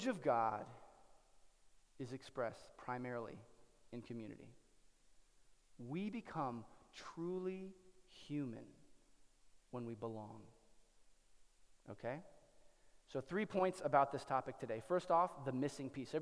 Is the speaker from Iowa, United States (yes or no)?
yes; Cedar Rapids, Iowa, United States; moved away; there's a library in Cedar Rapids, Iowa, in my hometown